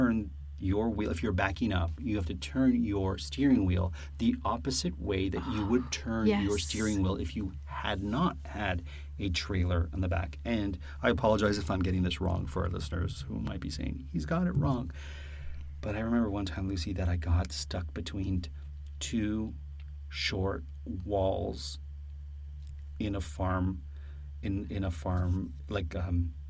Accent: Woodbridge, Ontario, Canada; I'm from a town or a hamlet called Woodbridge, Ontario

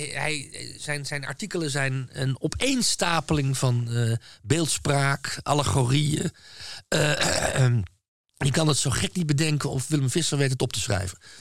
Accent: Netherlands; als Nederlander

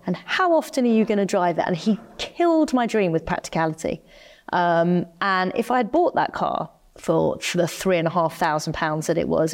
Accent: United Kingdom; I'm staunchly British. I'd never live anywhere else, you know, I, I love being a Brit

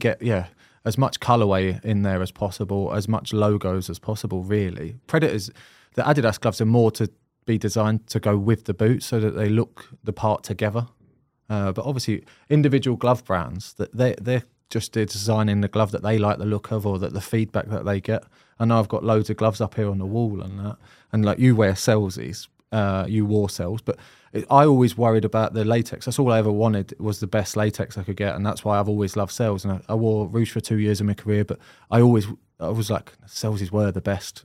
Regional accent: Croydon, London, United Kingdom; moved away; I'm from Croydon originally

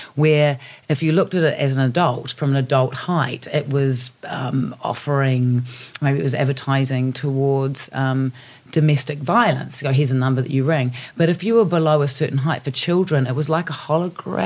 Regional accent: New Zealand; I come from New Zealand. I'm a Kiwi.

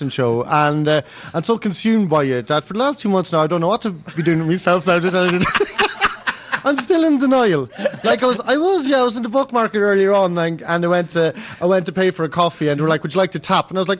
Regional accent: Kells, County Meath, Ireland; I grew up here, so I'm very lucky and privileged to be gigging here tonight in my hometown

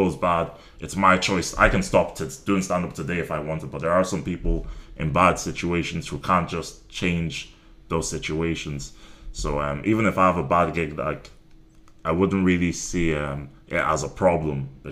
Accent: Ireland; also born or lived in Nigeria; I grew up in Ireland, my household was still very, very Nigerian

